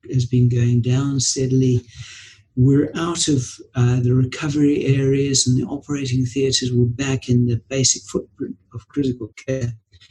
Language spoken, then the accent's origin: English; Zimbabwe; now in United Kingdom; I was born and brought up in Zimbabwe